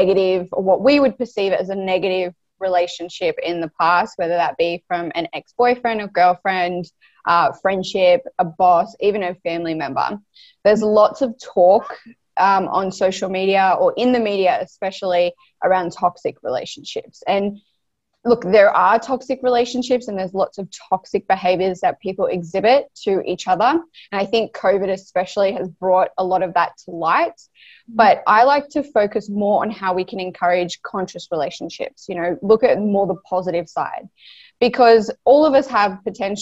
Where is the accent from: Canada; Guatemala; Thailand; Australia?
Australia; I am from Australia